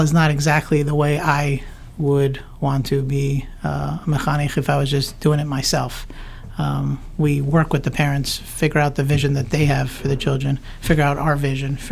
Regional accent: Teaneck, New Jersey, United States; also born or lived in Englewood, New Jersey / Linden, New Jersey; I grew up in Teaneck, lived here my whole life

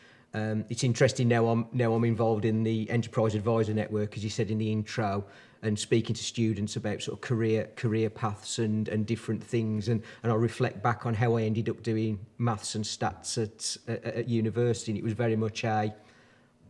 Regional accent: Dudley, West Midlands, United Kingdom; also born or lived in Birmingham; now in Wombourne, United Kingdom; I was born and bred in the Black Country. So I was born in Dudley originally, or on the outskirts

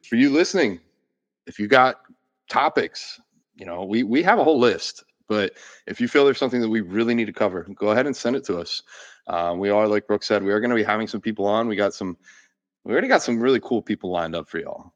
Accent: Gainesville, Florida, United States; I was born in Gainesville, Florida

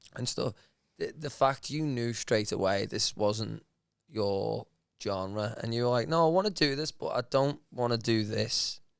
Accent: Liverpool, North West England, United Kingdom; I'm from Liverpool as well

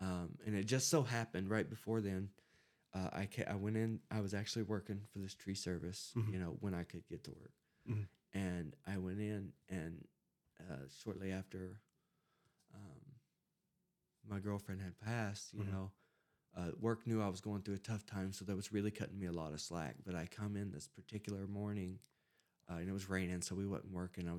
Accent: Alabama, United States; I was like, look, I'm from Alabama. I flew here to go to rehab.

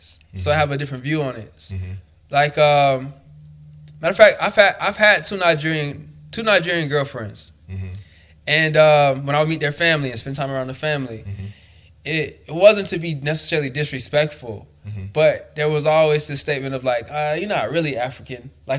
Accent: Haiti; But it's like, I come from Haiti. I represent this place.

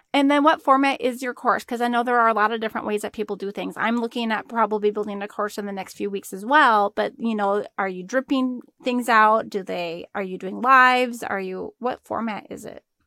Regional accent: Arizona, United States; we're both from Arizona

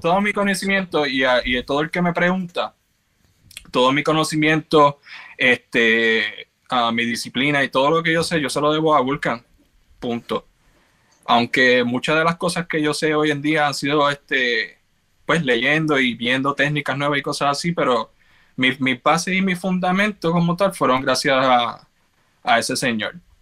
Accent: Carolina, Puerto Rico; moved away as an adult; also born or lived in New York / Georgia; now in Baltimore, United States; nací y me crié en Carolina, Puerto Rico.

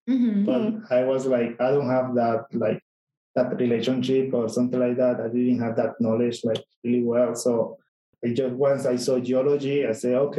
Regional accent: Panama; moved away as an adult; now in Colorado, United States; I'm from Panama.

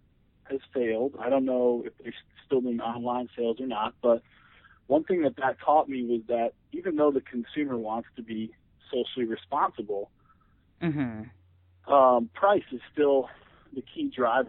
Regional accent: Evanston, Illinois, United States; moved away as an adult; also born or lived in Madison, Wisconsin / Boulder, Colorado; I was born and raised in Evanston, Illinois, north of Chicago. I graduated from the University of Wisconsin, Madison, in 2008.

